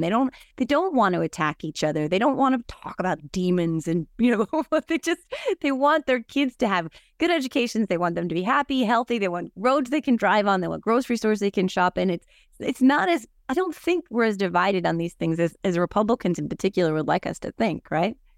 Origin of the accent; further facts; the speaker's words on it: New Jersey, United States; I'm from New Jersey. I, I don't have a Southern accent